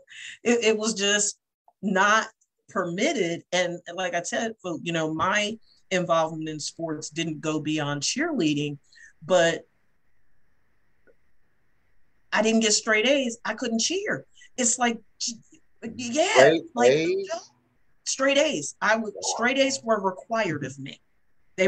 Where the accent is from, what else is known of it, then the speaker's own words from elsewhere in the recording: Salem, New Jersey, United States; I'm from Southern New Jersey